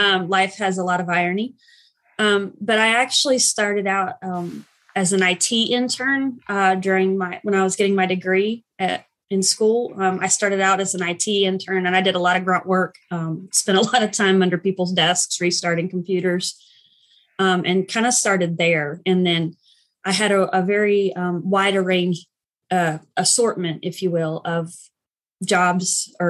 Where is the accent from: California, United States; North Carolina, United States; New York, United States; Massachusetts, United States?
North Carolina, United States; Asheville; I live in Asheville currently, and I've kind of lived here off and on for most of my life. So I consider it my hometown, even though I wasn't born here